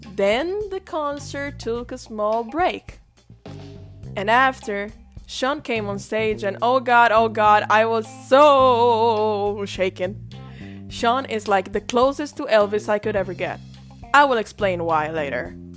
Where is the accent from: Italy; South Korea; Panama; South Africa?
Italy; I come from Italy.